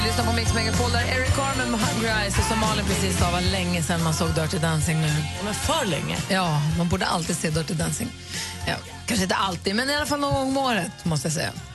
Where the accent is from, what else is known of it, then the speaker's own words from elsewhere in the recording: Luleå, Norrbotten County, Sweden; also born or lived in Enskede, Stockholm; now in Stockholm, Sweden; i Luleå där jag är uppvuxen